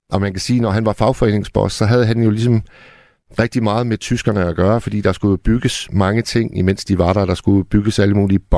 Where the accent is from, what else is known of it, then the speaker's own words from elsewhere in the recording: Hirtshals, North Denmark Region, Denmark; Hirtshals, hvor jeg kommer fra.